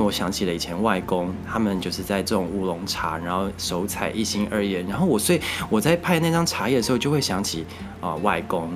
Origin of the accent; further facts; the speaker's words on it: Taichung, Taiwan; moved away as an adult; also born or lived in Nantou; now in Taipei, Taiwan; 因为我是台中人